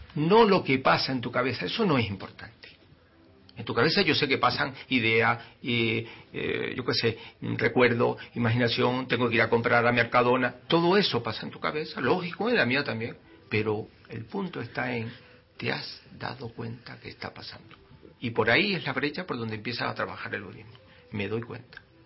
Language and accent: Spanish; Canary Islands, Spain; somos canarios, pues somos canarios